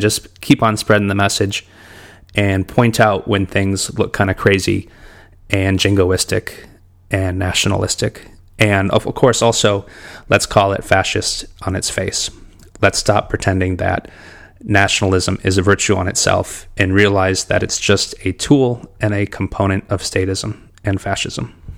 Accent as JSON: {"language": "English", "town": "Detroit", "region": "Michigan", "country": "United States", "tie": "born or raised there", "said": "I grew up in Detroit, Michigan."}